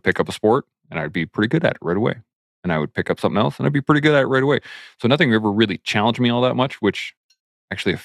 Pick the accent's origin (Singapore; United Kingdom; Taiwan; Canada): Canada; southern Alberta; also born or lived in Calgary / Lethbridge / Claresholm / Pincher Creek; born and raised in southern Alberta